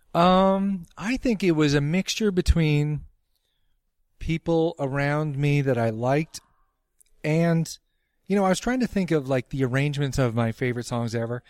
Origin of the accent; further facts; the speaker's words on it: Dedham, Massachusetts, United States; my hometown of Dedham, Mass.